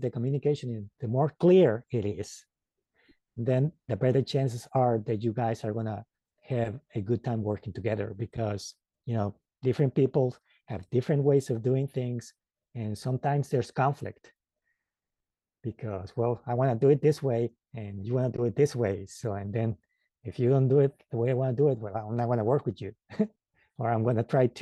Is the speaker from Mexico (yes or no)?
yes; Mexico; English is a second language; now in United States; And I live now in the United States, but I was born in Mexico. And when I came to the United States, it was a bit of a culture shock with the language